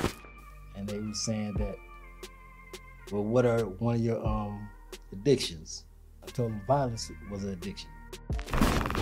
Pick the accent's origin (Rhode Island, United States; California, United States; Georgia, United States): California, United States; Los Angeles; I grew up in Boyle Heights, California. Born at White Memorial Hospital, 2 blocks away from Aliso Village Housing Projects